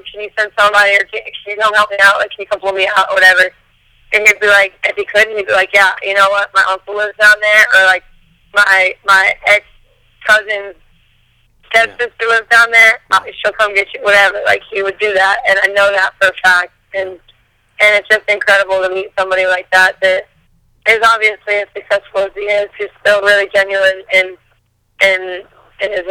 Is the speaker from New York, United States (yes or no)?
no; Bennington, Vermont, United States; I'm from Bennington, Vermont, which, if you've never heard of Vermont, it is true.